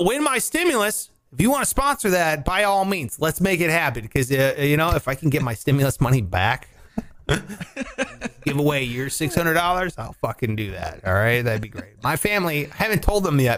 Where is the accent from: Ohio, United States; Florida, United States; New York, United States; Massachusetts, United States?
Ohio, United States; I'm from Ohio